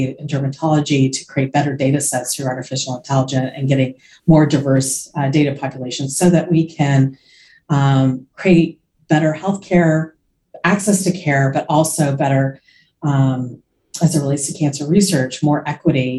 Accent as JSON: {"language": "English", "region": "Florida", "country": "United States", "tie": "born or raised there", "also_born_or_lived": "suburbs of New York City", "moved": "yes", "lives_now": "New York City suburbs, United States", "said": "I grew up in Florida"}